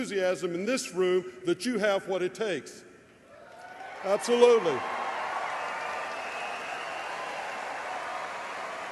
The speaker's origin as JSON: {"language": "English", "region": "North Carolina", "country": "United States", "tie": "born or raised there", "also_born_or_lived": "Pacific Northwest", "said": "my home state of North Carolina"}